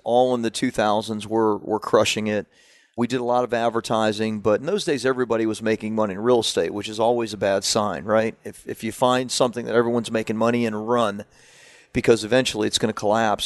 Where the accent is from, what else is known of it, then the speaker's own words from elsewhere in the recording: Central Florida, United States; also born or lived in Washington, D.C.; I grew up in Central Florida, uh, at that time, so, you know, in, in, in the redneck places